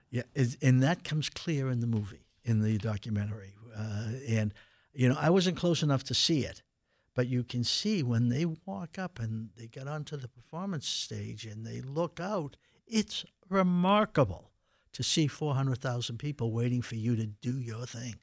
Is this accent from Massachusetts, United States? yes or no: yes; Boston, Massachusetts, United States; I grew up in Dorchester